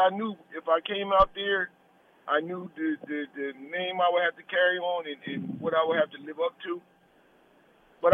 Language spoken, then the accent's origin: English; Burlington, New Jersey, United States; Burlington City, New Jersey